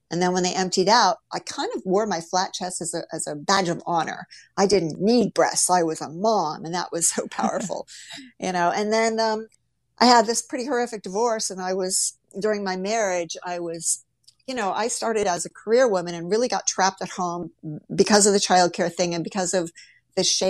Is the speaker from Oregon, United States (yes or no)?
no; Ohio, United States; grew up in the Midwest in Ohio